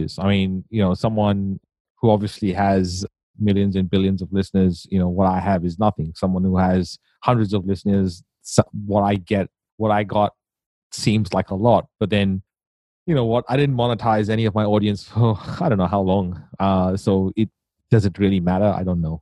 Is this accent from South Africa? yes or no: no; India; moved away; I grew up in India